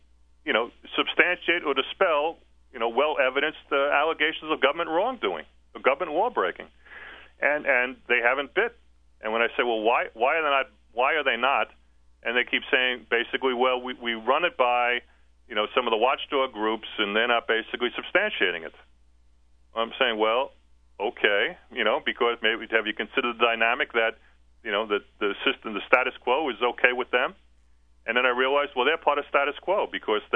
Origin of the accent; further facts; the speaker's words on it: New York, United States; moved away as an adult; now in East Tennessee, United States; I grew up in New York.